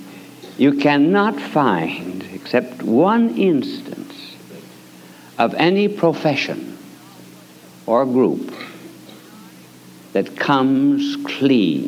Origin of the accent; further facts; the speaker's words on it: United States; as an American